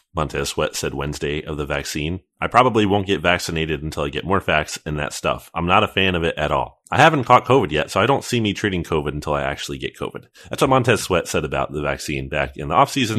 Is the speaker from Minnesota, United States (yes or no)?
no; New Jersey, United States; moved away; I grew up in New Jersey for a little bit, uh, for a time, and I grew up near the Trenton Thunder